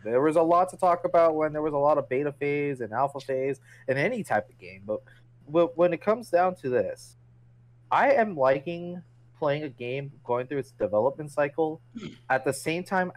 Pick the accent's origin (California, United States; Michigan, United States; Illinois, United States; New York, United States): California, United States; California. It says on my goddamn plate.